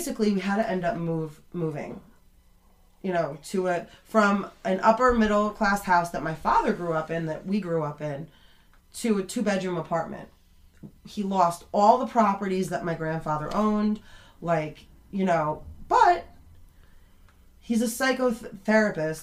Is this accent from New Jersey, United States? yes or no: yes; Fair Lawn, New Jersey, United States; also born or lived in Arizona; I grew up in Fairlawn